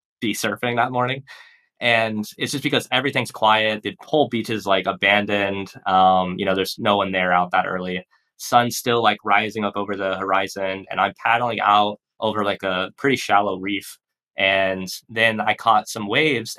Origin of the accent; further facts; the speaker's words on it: Texas, United States; also born or lived in Portland; now in Puerto Rico; I grew up in Texas, which is like just a barren wasteland of corn fields and concrete